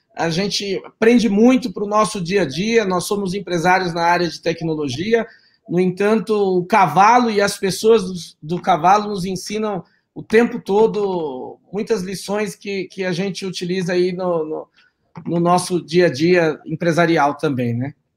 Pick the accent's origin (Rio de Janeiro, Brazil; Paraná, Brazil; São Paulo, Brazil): São Paulo, Brazil; Eu nasci aqui em São Paulo, mesmo capital, mas os meus pais são do interior de São Paulo, da região de Marília